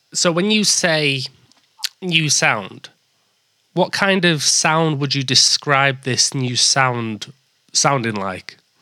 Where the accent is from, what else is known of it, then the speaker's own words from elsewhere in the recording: Leeds, Yorkshire and the Humber, United Kingdom; now in York, United Kingdom; I'm from Leeds and I live in York